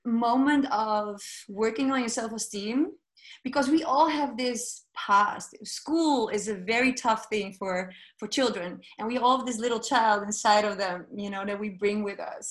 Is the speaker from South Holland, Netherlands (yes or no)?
no; Amsterdam, North Holland, Netherlands; although I speak Dutch, you know, I was born here in Amsterdam